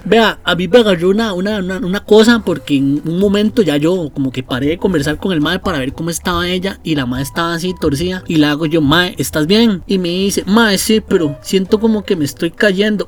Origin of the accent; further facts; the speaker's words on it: Costa Rica; cómo somos los ticos